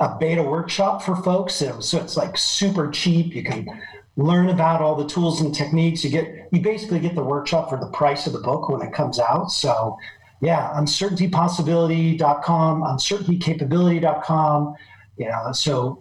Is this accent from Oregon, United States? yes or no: yes; Oregon, United States; now in Paris, France; I grew up on the West Coast, and I actually grew up in the state of Oregon